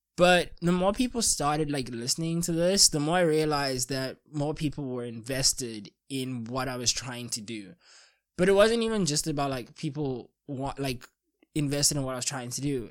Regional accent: South Africa; as a South African

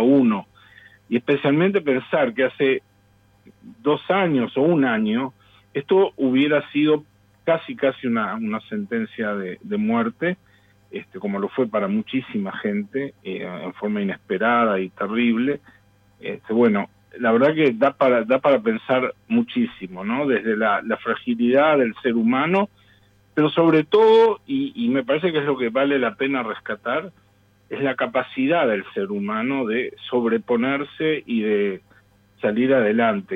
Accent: Uruguay; Yo también lo que quiero rescatar como uruguayo, y, hablo estrictamente como uruguayo

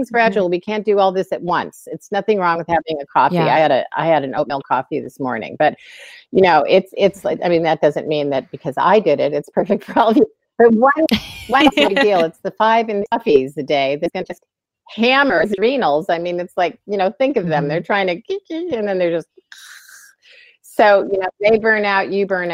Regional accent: Illinois, United States; also born or lived in Pennsylvania; when I was a kid growing up in Illinois

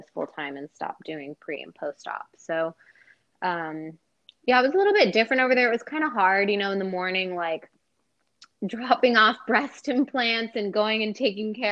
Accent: Colorado, United States; moved away as an adult; also born or lived in Dallas, Texas; now in Austin, United States; I was born in Dallas and then moved to Colorado when I was like 6. And stayed there for 17 years. So Colorado is pretty much where I grew up

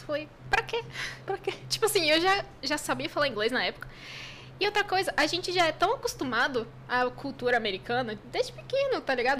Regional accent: Brazil; eu fiquei a única brasileira lá na escola

